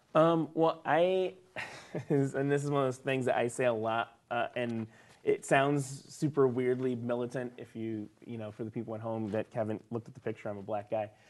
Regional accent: the South, United States; me growing up in the South

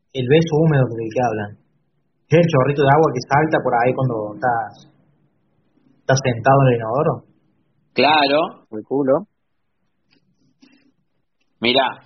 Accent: Argentina; yo soy de Argentina, perdón.

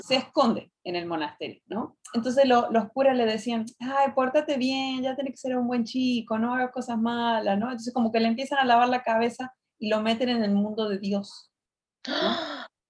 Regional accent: Mexico; de México

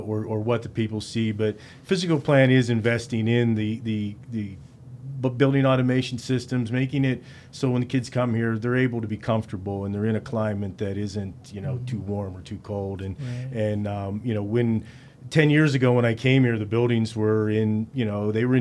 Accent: DuBois, Pennsylvania, United States; I'm from Du Bois originally too

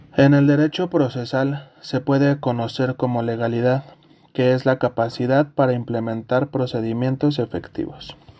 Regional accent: Mexico; Como mexicanos

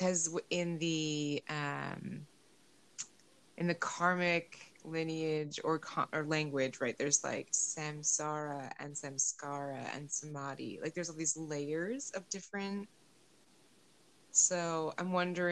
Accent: United States; I've loved being born American and like having my fantasies of my Irish ancestry

